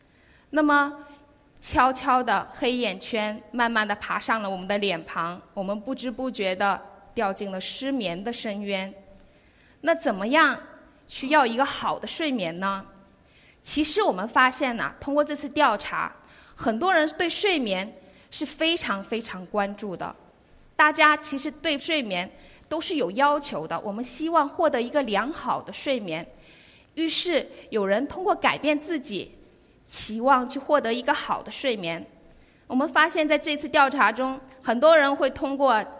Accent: Guangdong, China; 那我们广东人究竟怎么样呢？在各项指标的地域排行榜中啊，我们广东人很养生。

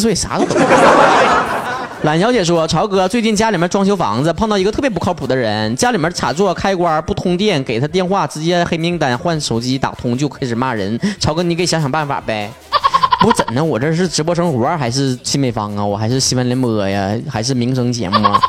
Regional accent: Northeast China, China; accent: Northeastern (东北话); 还东北味儿呢

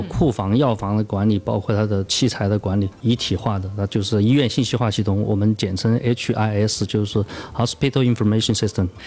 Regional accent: Chongqing, China; 我到朝天门的嗯，是，是。这些批发市场啊，当时做电器批发嘛，我就去朝天门的那些电子市场啊，去采购

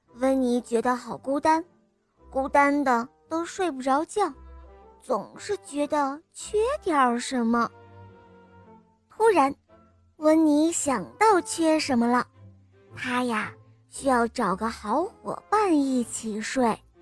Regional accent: Harbin, Heilongjiang, China; 今年我四岁半了，我来自哈尔滨

